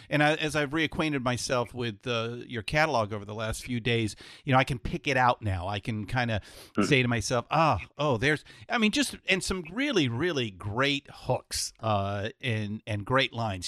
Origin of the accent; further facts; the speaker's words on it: San Francisco, California, United States; I'm from San Francisco, so we we have our nice little wine country